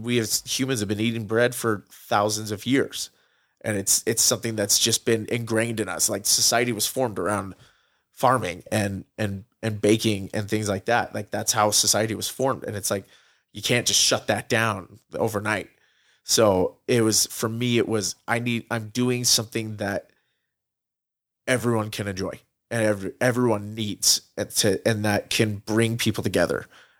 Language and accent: English; Utah, United States; I mean, growing up outside of Utah for a couple of years, for about half my life, we've always come back here to Utah, to visit my grandparents who were here and everything.